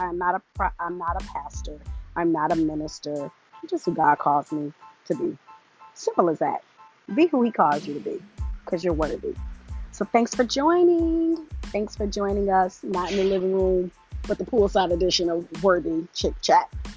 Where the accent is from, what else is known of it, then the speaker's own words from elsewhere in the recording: Detroit, Michigan, United States; I am from Detroit, 313. All right, all day, West Side